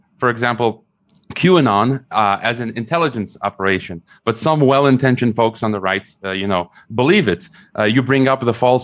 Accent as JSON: {"language": "English", "country": "United States", "tie": "born or raised there", "said": "I was raised in America"}